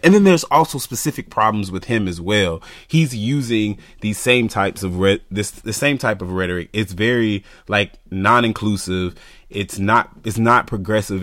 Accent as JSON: {"language": "English", "region": "the South", "country": "United States", "tie": "born or raised there", "said": "growing up in the South"}